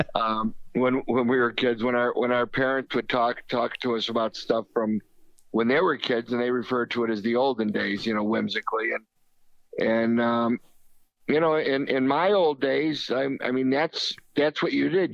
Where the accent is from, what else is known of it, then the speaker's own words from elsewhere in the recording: Chicago, Illinois, United States; growing up in Chicago in the '50s, '60s